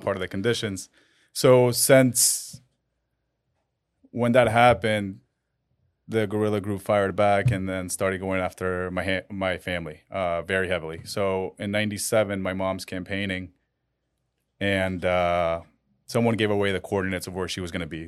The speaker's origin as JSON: {"language": "English", "country": "Colombia", "tie": "born or raised there", "moved": "yes", "lives_now": "Miami, United States", "said": "I was born in Colombia"}